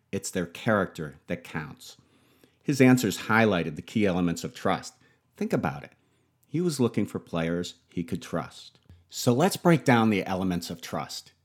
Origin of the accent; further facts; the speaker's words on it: Buffalo, New York, United States; Being born and raised in Buffalo